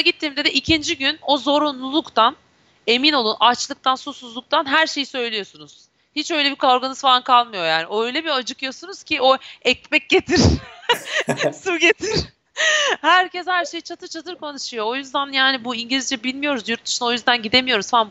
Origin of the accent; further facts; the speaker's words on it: Turkey; ben Türk'üm.